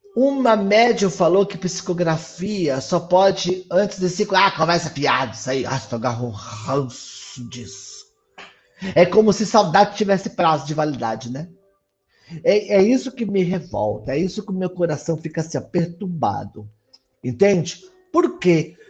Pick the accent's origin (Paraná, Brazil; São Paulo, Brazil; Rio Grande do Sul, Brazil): São Paulo, Brazil; also born or lived in Mauá; eu sou de São Paulo, tá? Eu moro no ABC, eu moro em Mauá